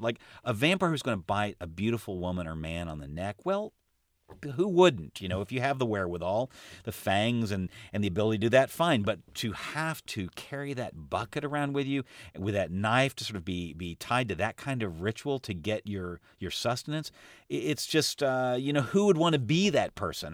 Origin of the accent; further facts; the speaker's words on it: United States; as an American